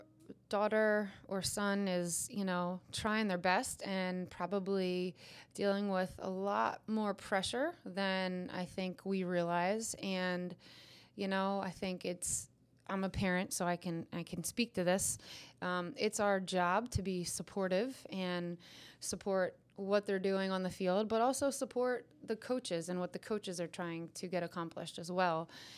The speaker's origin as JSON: {"language": "English", "region": "Pennsylvania", "country": "United States", "tie": "born or raised there", "said": "We've lived in a bunch of places and back to my roots"}